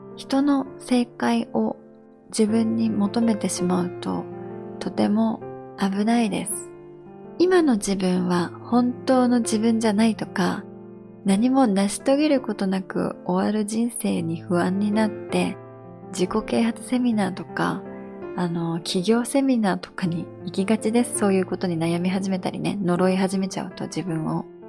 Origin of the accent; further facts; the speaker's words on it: Japan; moved away; 私、やっぱり日本で育ったので